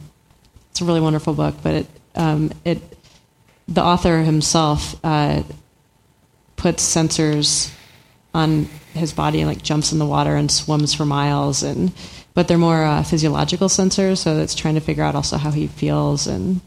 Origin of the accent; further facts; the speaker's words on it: Midwest, United States; I grew up in the Midwest, so there's no ocean.